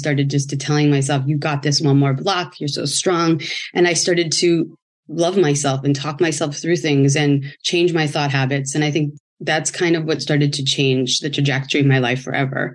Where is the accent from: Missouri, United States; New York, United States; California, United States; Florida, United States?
California, United States; San Francisco; moved away as an adult; now in Los Angeles, United States; I'm from San Francisco, moved